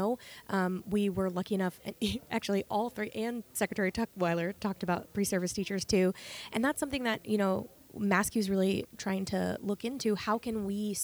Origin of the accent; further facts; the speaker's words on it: Maine, United States; now in Massachusetts, United States; I'm not from Massachusetts originally. I'm from Maine